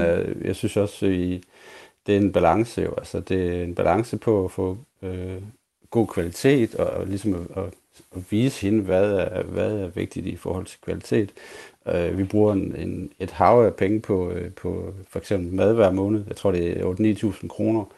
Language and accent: Danish; Aulum, Central Denmark Region, Denmark; jeg kommer fra Aulum, så det er ikke så langt fra hinanden ude i Vestjylland